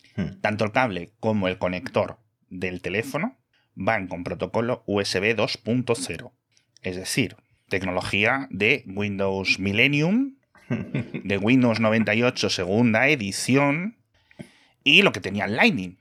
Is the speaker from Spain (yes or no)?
yes; Castile and León, Spain; now in Madrid, Spain; en mi pueblo de León somos 50 personas